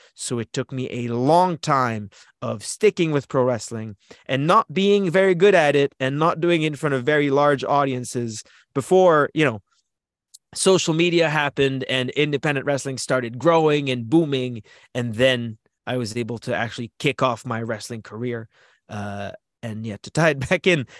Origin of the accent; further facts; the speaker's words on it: Canada; As a Canadian wrestler